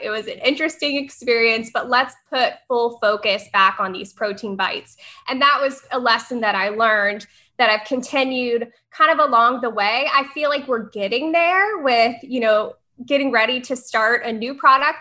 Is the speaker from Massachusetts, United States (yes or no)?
no; Tennessee, United States; moved away as an adult; now in Florida, United States; I'm from Tennessee